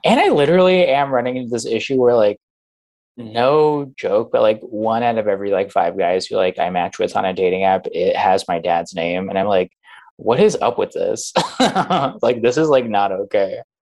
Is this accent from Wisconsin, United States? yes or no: no; Phoenix, Arizona, United States; now in New York, United States; I'm from Phoenix